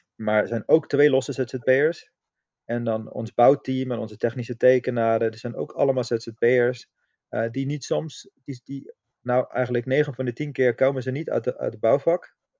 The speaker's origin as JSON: {"language": "Dutch", "country": "Austria", "moved": "yes", "lives_now": "Netherlands", "said": "ik kom oorspronkelijk uit Oostenrijk"}